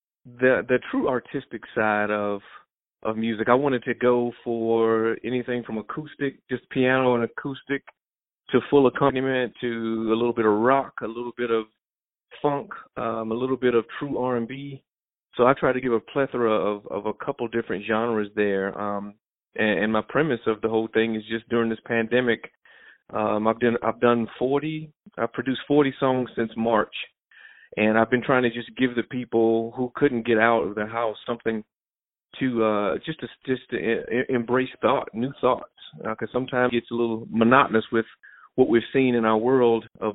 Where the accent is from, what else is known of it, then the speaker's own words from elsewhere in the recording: Mooresville, North Carolina, United States; I'm from Mooresville, North Carolina, originally, a little country boy down in the small city of Mooresville